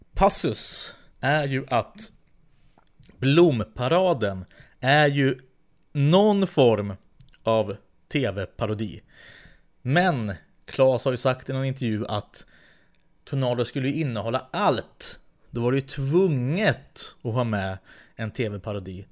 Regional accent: Västerås, Västmanland, Sweden; i Västerås där jag växte upp

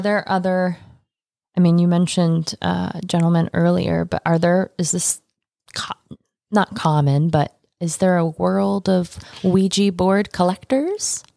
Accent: Michigan, United States; moved away; Michigan, my home state

